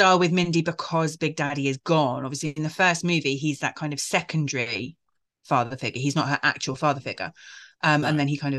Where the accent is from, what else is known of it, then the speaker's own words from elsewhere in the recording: United Kingdom; I'm British.